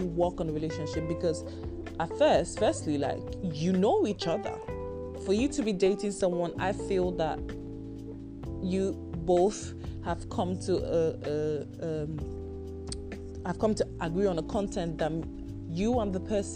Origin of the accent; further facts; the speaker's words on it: Nigeria; I am Nigerian